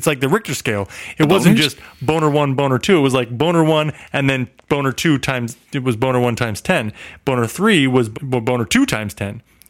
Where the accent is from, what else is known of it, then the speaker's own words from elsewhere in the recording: Midwest, United States; I'm from the Midwest, and where we go to lakes, which is a landlocked body of water.